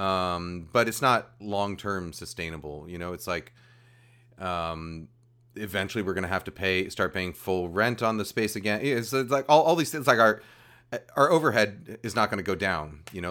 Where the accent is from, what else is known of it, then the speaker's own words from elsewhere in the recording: New York, United States; moved away as an adult; I grew up, I grew up in New York